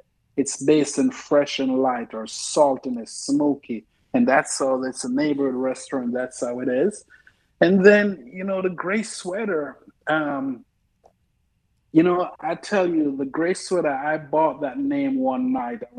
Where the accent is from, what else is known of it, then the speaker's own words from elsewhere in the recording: Jamaica; now in Oklahoma City, United States; I grew up in Jamaica